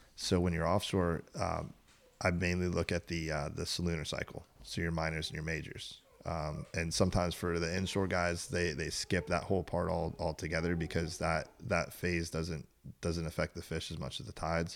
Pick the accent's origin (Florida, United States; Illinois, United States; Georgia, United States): Florida, United States; Tierra Verde; I was born and raised on Tierra Verde.